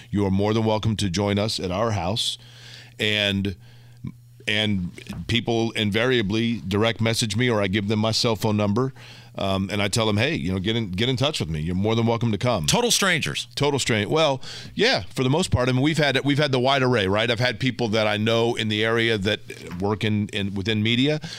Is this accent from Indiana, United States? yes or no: yes; Indianapolis, Indiana, United States; moved away; also born or lived in St. Louis; I'm from Indianapolis, okay. yes, north side of Indianapolis.